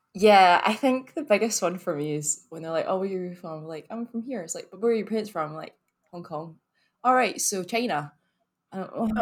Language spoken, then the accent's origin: English; Glasgow, Scotland, United Kingdom; accent: very Scottish; I'm from here, actually. I'm from Glasgow